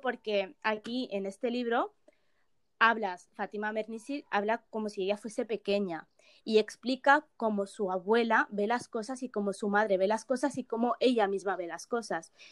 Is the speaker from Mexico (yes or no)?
no; Morocco; now in Spain; yo soy de Marruecos